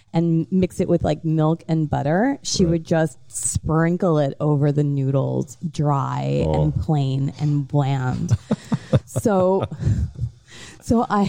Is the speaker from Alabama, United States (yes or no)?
no; New York, United States; moved away as an adult; now in Miami, United States; when I was brought up in New York, I was into marketing and PR